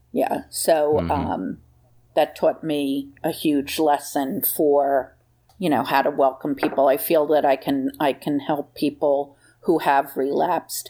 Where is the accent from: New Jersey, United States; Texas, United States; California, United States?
New Jersey, United States; I was from New Jersey